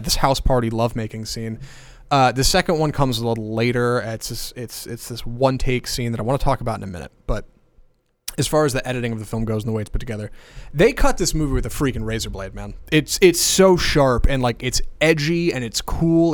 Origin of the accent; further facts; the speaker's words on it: United States; I'm born and raised in America